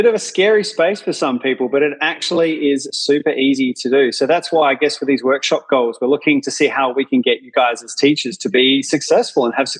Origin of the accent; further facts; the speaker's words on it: Adelaide, South Australia, Australia; I'm from Australia, a little city called Adelaide in South Australia. It doesn't matter that we're on the other side of the world from you guys.